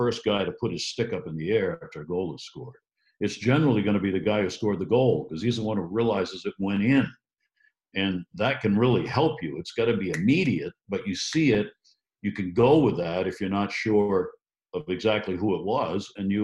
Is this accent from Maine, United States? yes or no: yes; Maine, United States; growing up in Maine